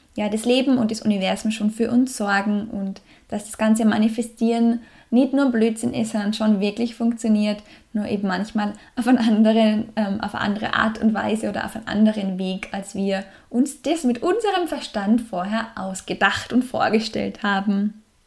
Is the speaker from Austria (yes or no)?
yes; Salzburg, Austria; im Salzburger Land, in meiner Heimat